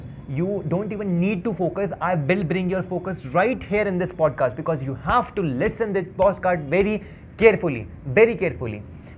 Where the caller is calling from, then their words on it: Dehradun, Uttarakhand, India; I'm speaking from Dehradun, a city of love, a city of joy, a city of happiness.